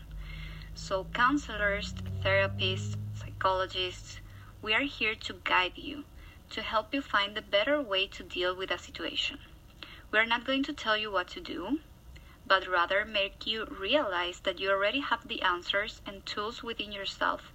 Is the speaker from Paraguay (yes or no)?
yes; Paraguay; moved away as an adult; now in Toronto, Canada; I'm from Paraguay, South America